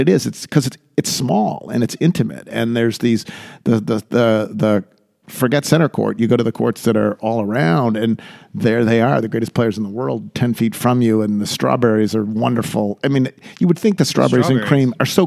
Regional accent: Buffalo, New York, United States; moved away as an adult; also born or lived in Southeast United States; growing up outside of Buffalo, New York

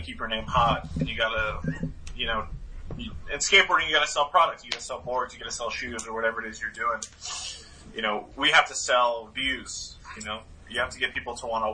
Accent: Stow, Massachusetts, United States; from Stowe, Massachusetts.

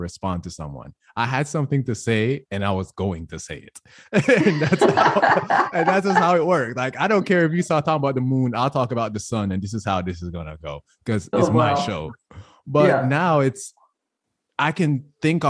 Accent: Jamaica; moved away; I grew up in Jamaica

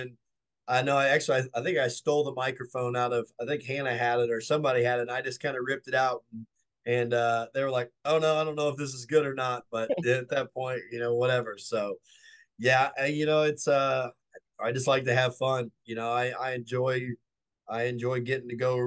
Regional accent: St. Charles, Missouri, United States; it's in my hometown

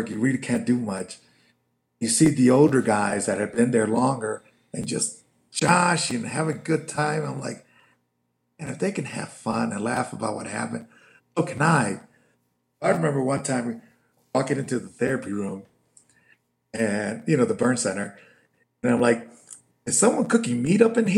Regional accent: Chicago, Illinois, United States; I'm from Chicago, so a lot of my family is very liberal

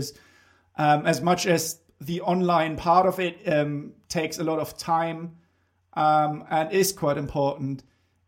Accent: Bremen, Germany; moved away; I grew up in Bremen, which is on the north coast in Germany

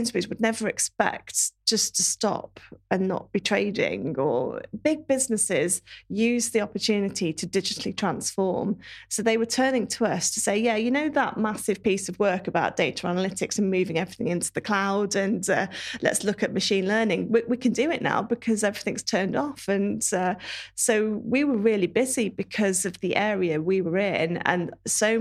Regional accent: Worcestershire, West Midlands, United Kingdom; now in Shrewsbury, United Kingdom; I'm not far away. I'm from Worcestershire

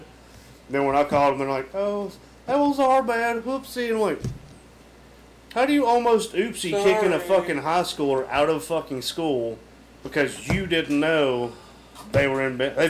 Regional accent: the South, United States; Because I'm from the South.

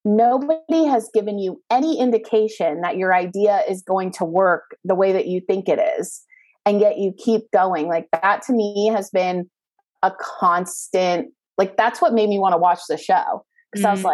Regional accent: Bay Area, outside San Francisco, California, United States; moved away as an adult; also born or lived in Calabasas, Los Angeles; I'm from the Bay Area, up in like a little outside of San Francisco, so California.

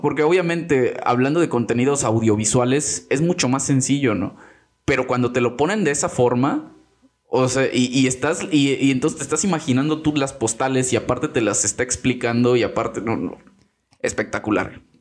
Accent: Mexico

